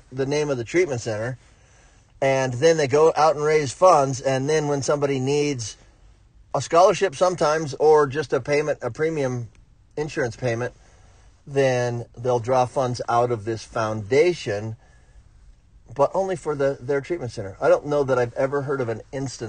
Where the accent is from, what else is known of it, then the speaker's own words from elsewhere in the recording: Florida, United States; I'm from Florida